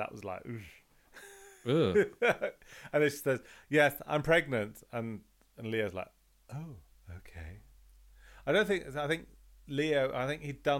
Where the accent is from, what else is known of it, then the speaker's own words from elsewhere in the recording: London, United Kingdom; I was brought up in London in the 70s